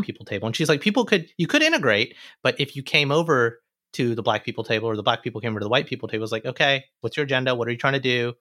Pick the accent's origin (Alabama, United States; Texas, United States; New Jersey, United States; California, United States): Alabama, United States; moved away; an Indian American boy who came from Alabama